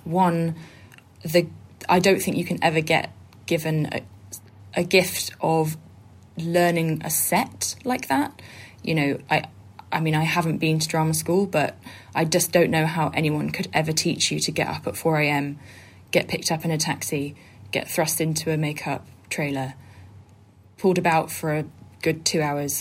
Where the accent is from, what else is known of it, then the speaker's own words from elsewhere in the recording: Bristol, South West England, United Kingdom; moved away as an adult; now in Brighton, United Kingdom; I was born in Bristol.